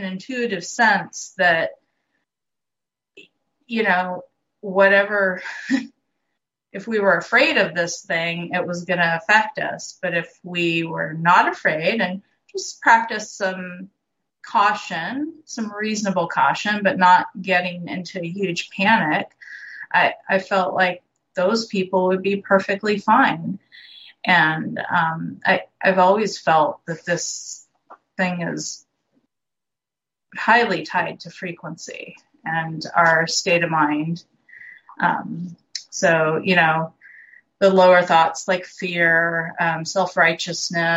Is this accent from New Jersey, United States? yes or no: no; Bay Area, California, United States; I grew up in the Bay Area